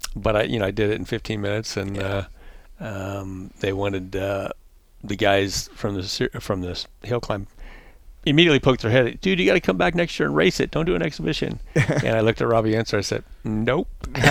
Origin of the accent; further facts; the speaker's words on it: Nebraska, United States; We go way back. We're from Nebraska, but he was a modified driver and a pretty well-known fabricator.